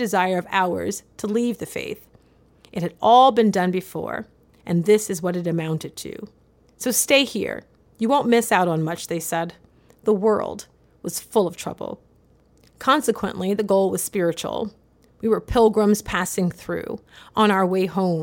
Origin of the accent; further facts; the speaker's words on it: the South, United States; When I was growing up in the South in the early 1990s